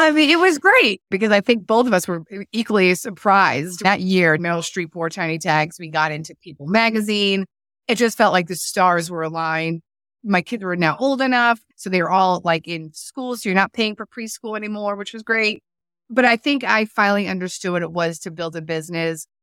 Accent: East Coast, United States; moved away as an adult; also born or lived in California; I was living in California, and I was from the East Coast

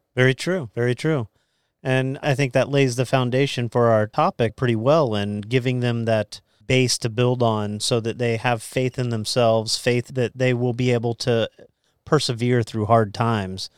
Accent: Titusville, Florida, United States; When I was growing up in Central Florida, uh, my mom, we would go to Temple Baptist down in Central Florida

